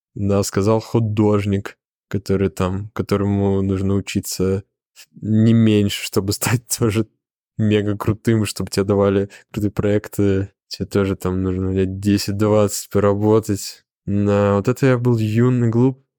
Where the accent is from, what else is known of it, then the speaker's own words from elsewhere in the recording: Zelenograd, Moscow, Russia; я жил в Зеленограде, это мой родной город